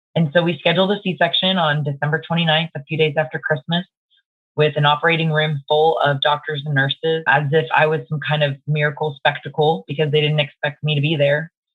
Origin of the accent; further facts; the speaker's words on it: Dallas, Texas, United States; I live in Dallas, Texas. Um, born and raised in Dallas